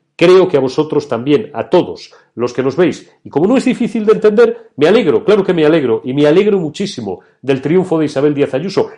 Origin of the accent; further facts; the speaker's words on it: Spain; España, que es mi patria y que es mi tierra